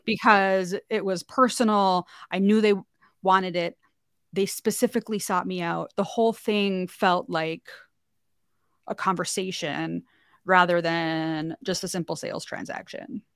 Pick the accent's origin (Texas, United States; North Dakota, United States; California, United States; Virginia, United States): North Dakota, United States; moved away as an adult; I'm from North Dakota originally. That's where I live now.